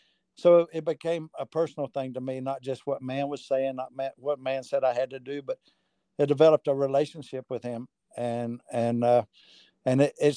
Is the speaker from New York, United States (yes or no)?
no; North Carolina, United States; I'm from North Carolina. And so, kind of grew up in it